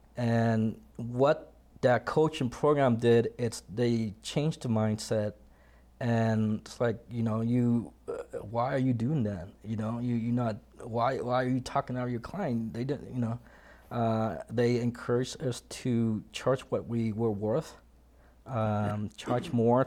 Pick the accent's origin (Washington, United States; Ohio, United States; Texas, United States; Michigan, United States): Washington, United States; moved away as an adult; now in Colorado, United States; initially I'm from Washington State